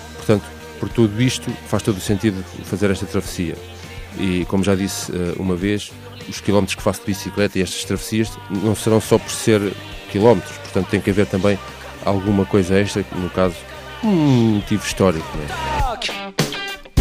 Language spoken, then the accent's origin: Portuguese; Torres Vedras, Lisbon, Portugal; cidade de onde eu sou oriundo, Villeneuve d'Ornon, Torres Vedras